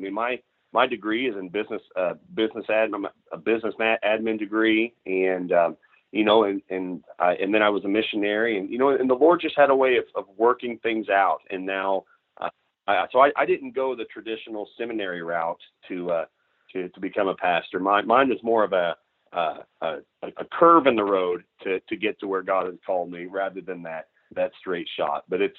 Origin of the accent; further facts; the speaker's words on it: Missouri, United States; And I grew up in Southwest Missouri. It's cattle farm, you know, it's all pastures and, you know, real big blocks of timber with pastures, not many crops at all.